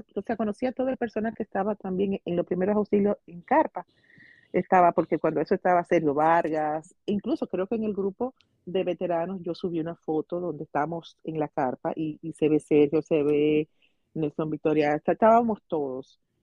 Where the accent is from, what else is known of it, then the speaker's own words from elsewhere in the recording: Santo Domingo Este, Distrito Nacional, Dominican Republic; Yo, nací en Santo Domingo, en el ensancho Sama